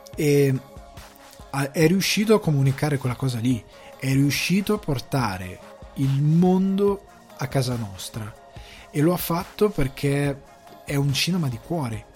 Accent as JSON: {"language": "Italian", "country": "Italy", "moved": "as an adult", "lives_now": "Dublin, Ireland", "said": "Io vengo da una piccola città di provincia"}